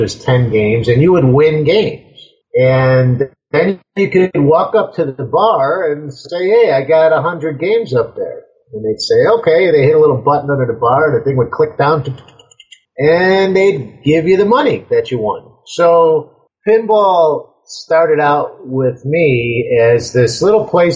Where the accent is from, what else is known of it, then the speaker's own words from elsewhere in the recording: Cicero, Illinois, United States; I grew up in Cicero, Illinois.